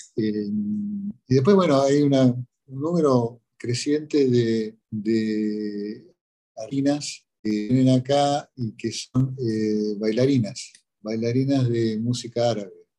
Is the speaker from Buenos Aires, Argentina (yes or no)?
no; Corrientes, Argentina; now in Egypt; yo soy correntino, ¿no? yo nací en Corrientes